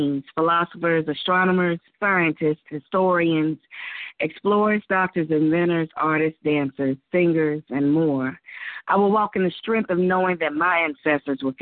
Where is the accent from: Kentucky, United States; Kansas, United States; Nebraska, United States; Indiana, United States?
Kentucky, United States; Louisville; I'm from Louisville, Kentucky